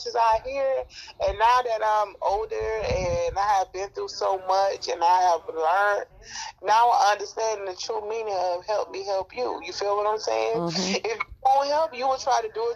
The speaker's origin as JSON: {"language": "English", "town": "Miami", "region": "Florida", "country": "United States", "tie": "born or raised there", "said": "growing up in Miami"}